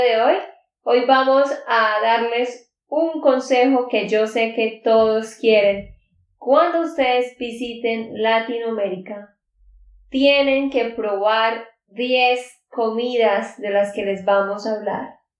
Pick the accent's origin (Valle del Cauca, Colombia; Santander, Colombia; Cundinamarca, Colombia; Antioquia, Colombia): Santander, Colombia; de Santander, Colombia.